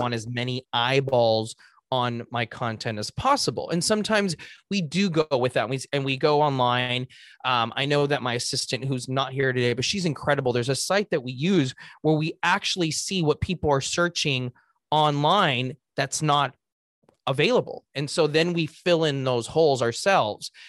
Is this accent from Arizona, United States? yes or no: no; Los Angeles, California, United States; I was born and raised in Los Angeles